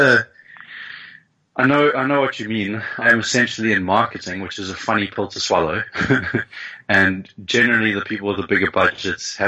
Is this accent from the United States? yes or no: no; Pretoria, Gauteng, South Africa; it starts off in Pretoria